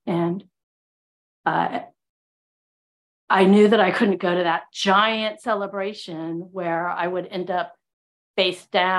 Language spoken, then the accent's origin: English; California, United States; also born or lived in Houston, Texas; And I grew up in Southern California and Houston, Texas. So like totally y'all, and a little Northern California, hella. So yeah, me and my accent.